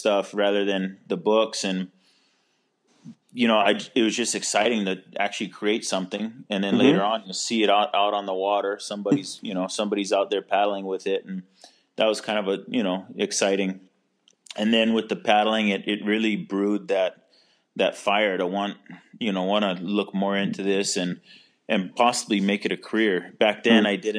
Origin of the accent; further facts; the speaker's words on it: Kailua, Hawaii, United States; also born or lived in Kauai; now in Maui, United States; I grew up in Kailua, on Oahu. As a kid, we moved all over the state.